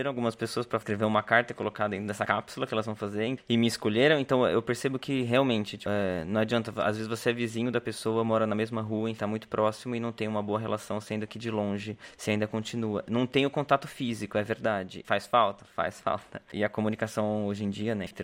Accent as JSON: {"language": "Portuguese", "country": "Brazil", "moved": "yes", "said": "Quando eu saí do Brasil, as minhas sobrinhas eram pequenas ainda, enfim, sete anos atrás."}